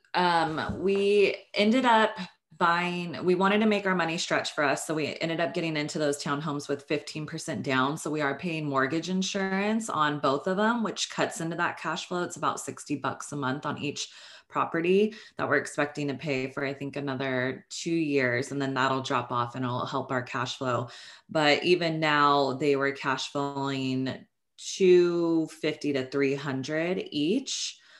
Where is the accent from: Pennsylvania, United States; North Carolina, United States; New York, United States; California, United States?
California, United States; Northern; moved away as an adult; now in Los Angeles, United States; I am from Northern California. I went to school up there